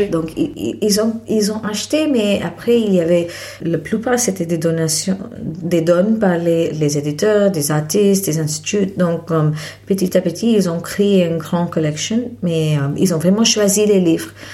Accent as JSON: {"language": "French", "town": "Mumbai", "region": "Maharashtra", "country": "India", "tie": "born or raised there", "also_born_or_lived": "Paris, France", "second_language": "French", "moved": "as an adult", "said": "je suis née à Bombay en Inde et ah, j'ai fait mes études en Inde aussi"}